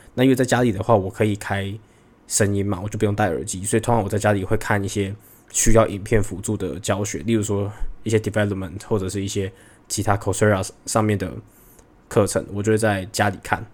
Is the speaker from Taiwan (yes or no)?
yes; Taiwan; accent: authentic Taiwanese; moved away as an adult; also born or lived in Hong Kong / Singapore; 而且再加上我自己觉得我的口音也算是很，很authentic台湾的那种感觉